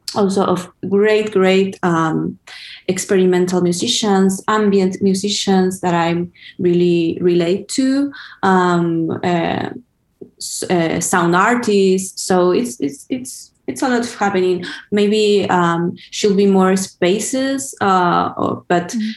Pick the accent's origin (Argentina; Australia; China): Argentina; Buenos Aires; I'm from Buenos Aires actually, but I've been uh, in LA since